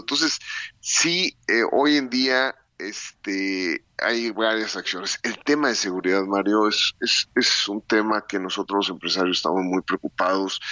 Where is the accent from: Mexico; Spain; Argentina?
Mexico; somos industriales mexicanos